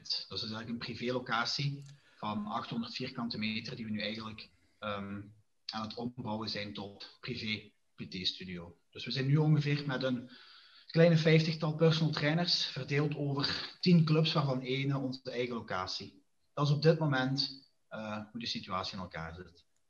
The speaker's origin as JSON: {"language": "Dutch", "town": "Diepenbeek", "region": "Flanders", "country": "Belgium", "lives_now": "Genk, Belgium", "said": "ben afkomstig van Diepenbeek en woonachtig in Genk nu."}